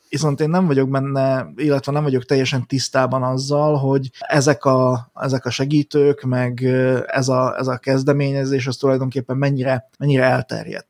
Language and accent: Hungarian; Slovakia; mi ugye szlovákiai magyarként